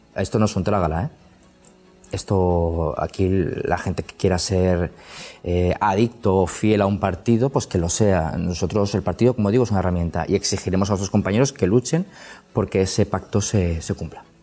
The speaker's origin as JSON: {"language": "Spanish", "town": "Alicante", "region": "Valencian Community", "country": "Spain", "said": "yo que soy alicantino"}